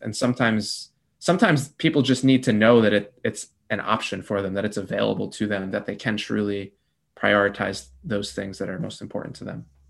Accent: New Jersey, United States; also born or lived in North Carolina / Peru; I grew up in New Jersey, born and raised

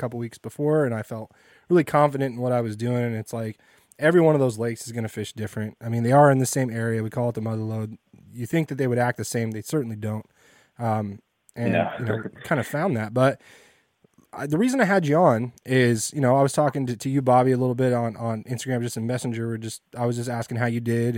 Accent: Fresno, California, United States; now in Bay Area, United States; I'm living in the Bay Area, but I grew up in Fresno.

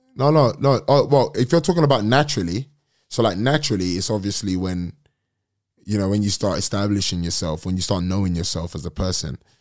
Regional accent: London, United Kingdom; I'm from London

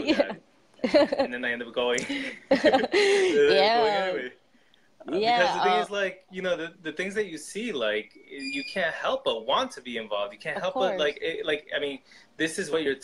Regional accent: Brentwood, New York, United States; I grew up in a town called Brentwood

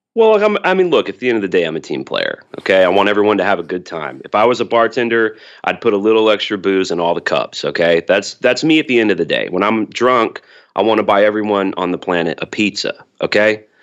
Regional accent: Birmingham, Alabama, United States; I'm from Birmingham, Alabama

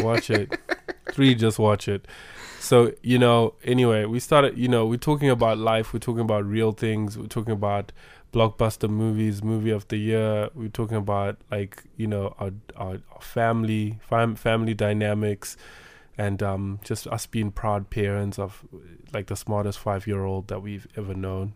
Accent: Zimbabwe; moved away; We are from Zimbabwe. We are from Africa.

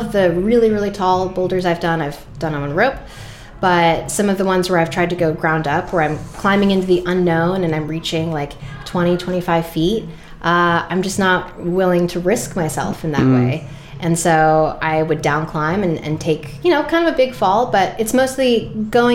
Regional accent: Rhode Island, United States; I grew up in Rhode Island

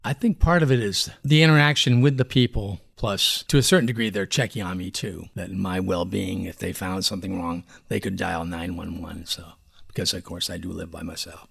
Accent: Brattleboro, Vermont, United States; moved away; also born or lived in Boston, Massachusetts; I was born in Brattleboro, Vermont. I've lived down here most of the time.

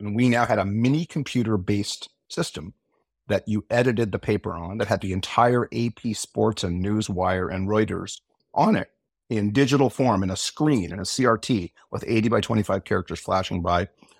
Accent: Portland, Oregon, United States; moved away as an adult; Well, I grew up in Portland, Oregon, and I was the fourth kid.

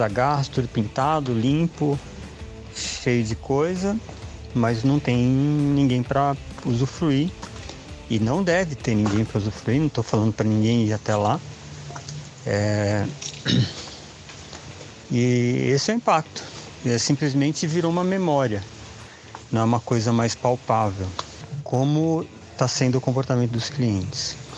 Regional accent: São Paulo, Brazil; eu sou de São Paulo

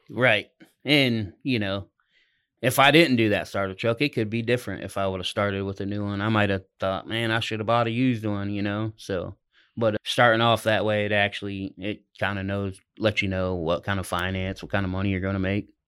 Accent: Ohio, United States; moved away as an adult; now in Oklahoma, United States; I'm from, I'm originally from Ohio, but I've been in Oklahoma the last three and a half years.

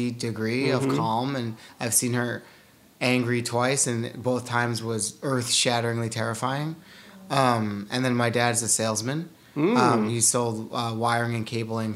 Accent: South Salem, New York, United States; moved away; also born or lived in California; I grew up in Westchester

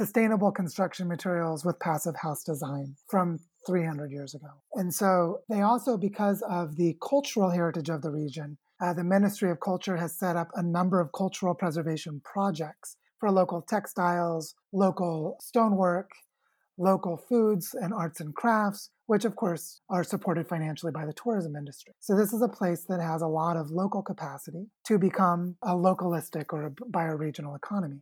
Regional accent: Springfield, Missouri, United States; moved away; also born or lived in Oregon / Washington; I was born in Springfield, Missouri in 1976

